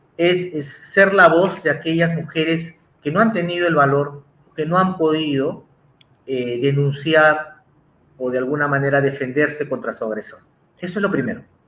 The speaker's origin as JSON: {"language": "Spanish", "country": "Peru", "said": "yo en Perú"}